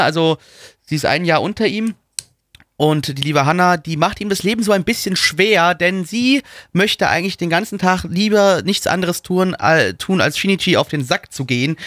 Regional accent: Germany; ich bin Deutscher

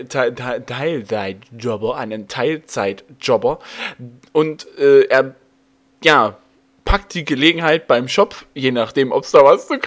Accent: Saxony, Germany; als Sachse kannst du bisschen nicht ordentlich aussprechen.

